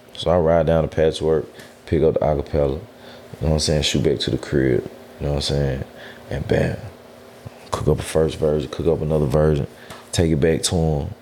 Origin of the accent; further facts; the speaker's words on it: Memphis, Tennessee, United States; also born or lived in Cordova, Tennessee; I grew up in White Haven.